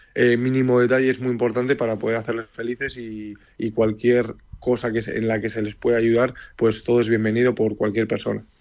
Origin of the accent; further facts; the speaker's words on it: Leioa, Basque Country, Spain; moved away as an adult; nací en Leyua, eh, tanto yo como todos mis hermanos, pero bueno, soy de padre palestino y de madre Miranda de Ebro. Y toda mi vida he estado en Leyua